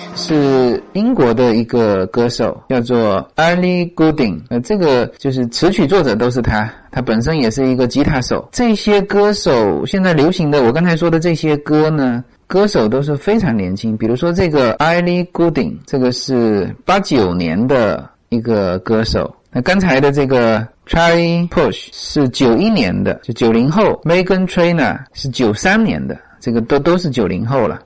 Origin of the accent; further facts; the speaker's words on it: China; now in United States; 我们中国人发音都很内敛